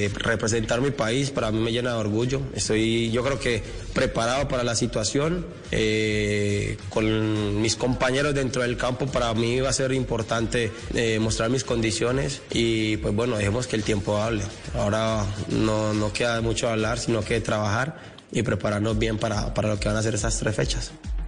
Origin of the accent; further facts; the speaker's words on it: Colombia; estar nuevamente en mi selección, en mi país, representándolo